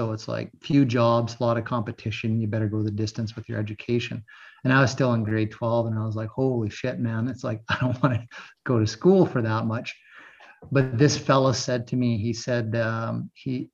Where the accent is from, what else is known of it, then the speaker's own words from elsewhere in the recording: Cranbrook, British Columbia, Canada; my grandfather brought to me at the hospital in Cranbrook on Christmas morning